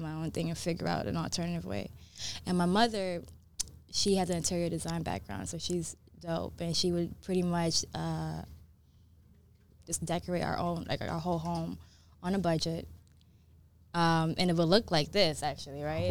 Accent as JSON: {"language": "English", "town": "New York City", "region": "New York", "country": "United States", "tie": "born or raised there", "also_born_or_lived": "Brooklyn", "moved": "yes", "lives_now": "Los Angeles, United States", "said": "I was raised in New York, raised in the Bronx, uh, and then I moved to Brooklyn."}